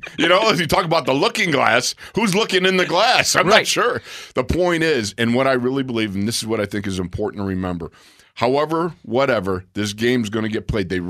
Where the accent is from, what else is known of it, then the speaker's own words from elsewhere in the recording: Buffalo, New York, United States; moved away; also born or lived in Minnesota; I'm from Buffalo, man.